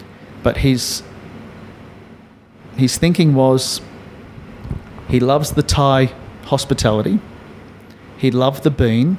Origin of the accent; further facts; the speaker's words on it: Melbourne, Victoria, Australia; and I'm from Melbourne, so I know about good coffee. So we have good coffee in Melbourne.